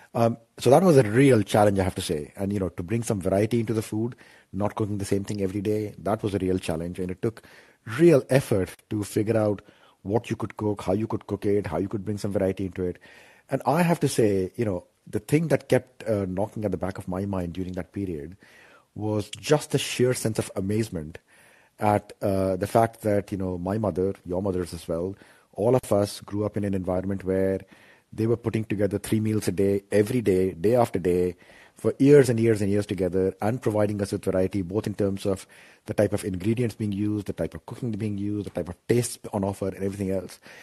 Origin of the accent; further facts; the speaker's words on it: Ranchi, Jharkhand, India; moved away; so I'm from Ranchi.